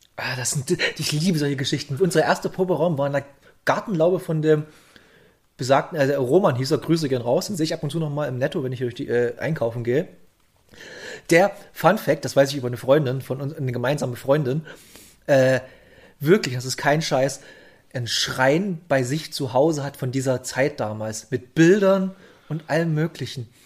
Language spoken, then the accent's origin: German; south of Bautzen, Saxony, Germany; Hier in der dörflichen Gegend von, äh, Süd, also ich komme südlich von Bautzen, komme ich her